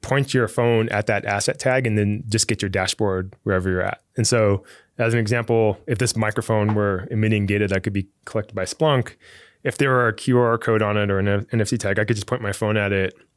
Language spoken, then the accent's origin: English; Fremont, California, United States; I grew up in Fremont, which is, like, right across the bay here